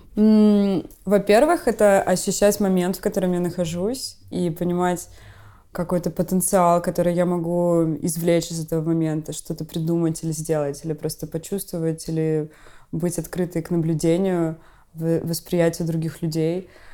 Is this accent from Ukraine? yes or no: yes; Odesa, Odesa Oblast, Ukraine; moved away; я из Одессы, и как бы у нас такой особенный стиль разговора